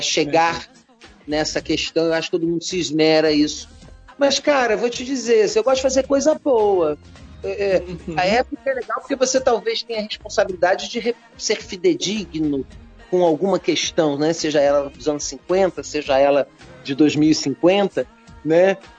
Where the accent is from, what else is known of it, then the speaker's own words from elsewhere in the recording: Rio de Janeiro, Brazil; eu sou carioca